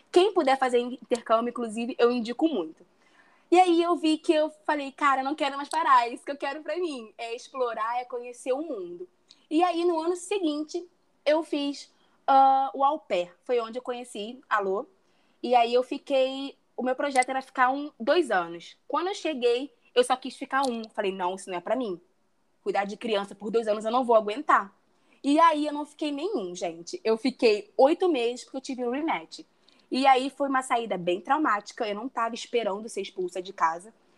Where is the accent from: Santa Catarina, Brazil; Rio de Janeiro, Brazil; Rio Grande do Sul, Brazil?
Rio de Janeiro, Brazil; moved away as an adult; now in Cancún, Mexico; Eu sou do Rio de Janeiro, tenho 29 anos, sou formada em arquitetura e urbanismo e hoje eu moro aqui em Cancún